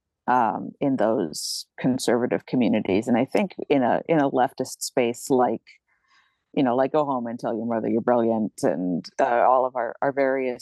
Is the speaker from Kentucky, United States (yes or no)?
no; Rhode Island, United States; also born or lived in Chicago, Illinois; I am in and from Rhode Island. I was born a little outside Chicago, but I grew up here.